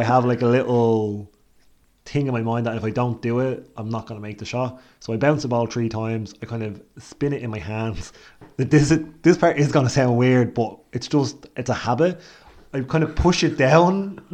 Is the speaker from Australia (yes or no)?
no; Ireland; being Irish